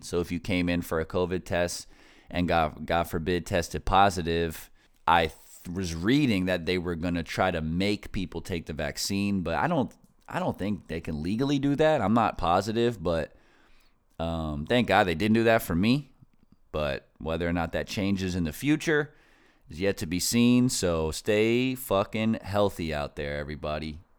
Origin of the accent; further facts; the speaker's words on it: Northeast, United States; I grew up in the Northeast, so I'm like, I consider myself an East Coast person